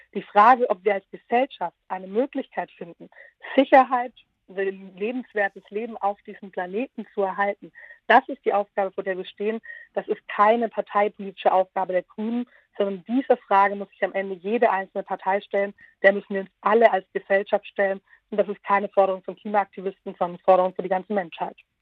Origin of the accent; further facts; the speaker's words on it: Southern Germany, Germany; aus meiner Rolle als Süddeutsche sagen, gerade in Baden-Württemberg